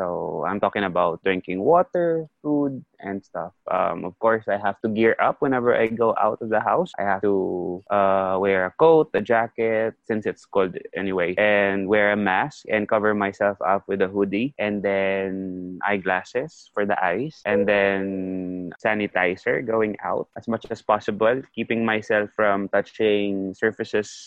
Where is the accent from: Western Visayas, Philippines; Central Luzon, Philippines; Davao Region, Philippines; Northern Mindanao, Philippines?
Western Visayas, Philippines; Iloilo City; moved away as an adult; now in Beijing, China; I came here in 2009, late of 2009. And I am definitely a Filipino from Iloilo